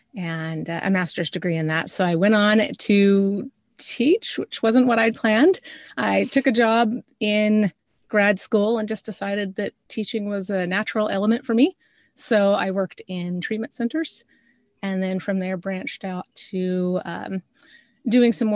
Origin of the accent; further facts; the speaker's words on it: north of Spokane, Northeast Washington, United States; I grew up in a very small town in Northeast Washington, north of Spokane, so kind of closer up to the Canadian border there